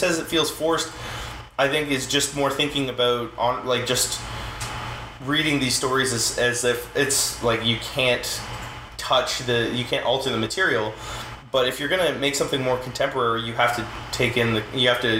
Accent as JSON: {"language": "English", "town": "Queens", "region": "New York", "country": "United States", "tie": "born or raised there", "said": "Yeah, and like, and growing up in Queens and being, like, poor"}